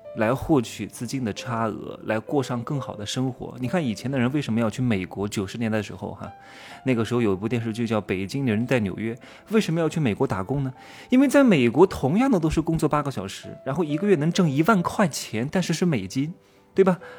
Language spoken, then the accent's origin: Chinese; China; 我也是中国的男人